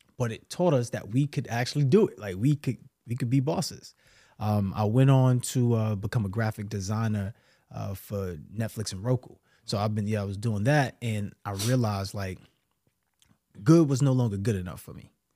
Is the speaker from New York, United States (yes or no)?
yes; New York City, New York, United States; I'm from New York City, bro, Brooklyn